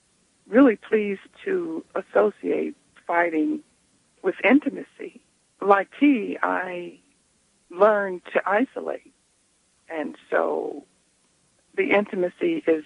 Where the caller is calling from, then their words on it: Queens, New York, United States; from Queens.